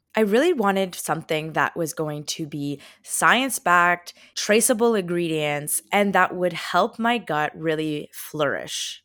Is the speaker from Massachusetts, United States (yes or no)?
no; the Poconos, Pennsylvania, United States; now in Brooklyn, New York, United States; I am currently visiting my family back in Pennsylvania. I am from the Poconos